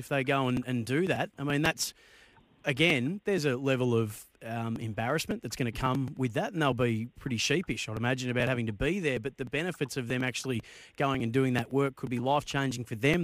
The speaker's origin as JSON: {"language": "English", "town": "Bendigo", "region": "Victoria", "country": "Australia", "tie": "born or raised there", "said": "when I was a kid from Bendigo"}